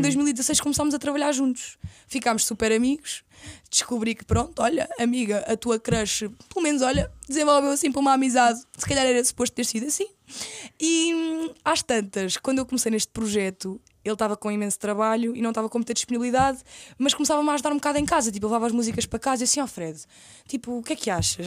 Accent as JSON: {"language": "Portuguese", "town": "Caldas da Rainha", "region": "Leiria District", "country": "Portugal", "also_born_or_lived": "Lisbon", "moved": "as an adult", "said": "eu sou das Caldas da Rainha"}